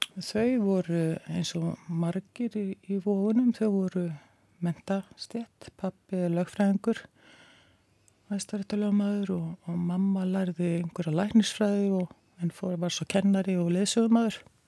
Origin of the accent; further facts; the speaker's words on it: Reykjavík, Capital Region, Iceland; ég ólst upp í Vógakverfi